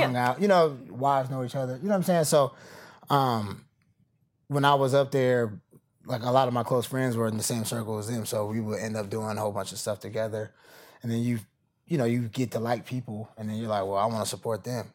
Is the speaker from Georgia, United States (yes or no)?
yes; Atlanta, Georgia, United States; moved away; also born or lived in Oakland, California; I'm from Atlanta